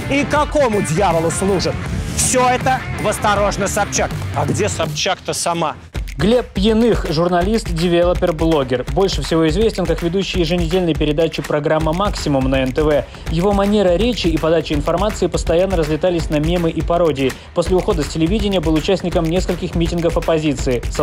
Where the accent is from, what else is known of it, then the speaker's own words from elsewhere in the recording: Russia; moved away as an adult; now in Istanbul, Turkey; Потому что я сбежал из России в Стамбул, я себя называю Russian Refugee, то есть беглец из России.